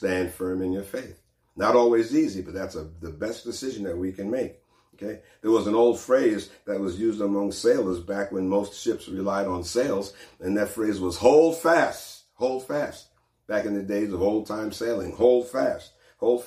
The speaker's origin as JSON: {"language": "English", "area": "East Coast", "region": "New York", "country": "United States", "moved": "yes", "said": "I'm from the East Coast where we had plenty of hurricanes and things like that and storms"}